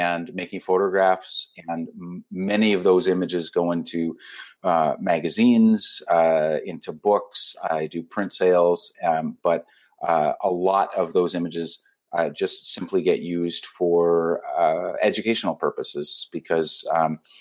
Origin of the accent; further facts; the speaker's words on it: Canada; I'm a Canadian travel and humanitarian photographer